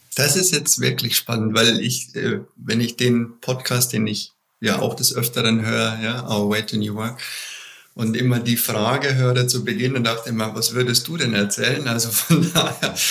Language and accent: German; Bavaria, Germany; ich komme aus Bayern.